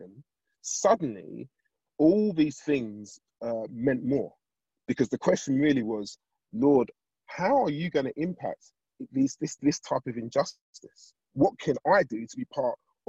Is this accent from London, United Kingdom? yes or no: yes; London, United Kingdom; I grew up in Southeast London